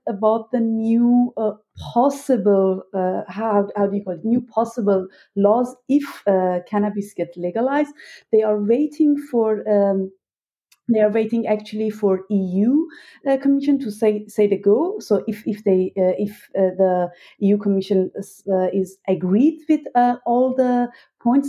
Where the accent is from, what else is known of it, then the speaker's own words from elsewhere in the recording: Iran; now in Berlin, Germany; I was born and raised in Iran